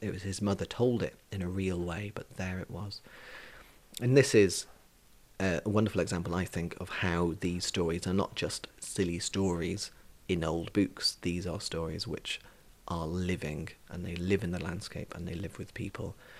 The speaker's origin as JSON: {"language": "English", "country": "Isle of Man", "tie": "born or raised there", "said": "I grew up in Glenmona in Mackle"}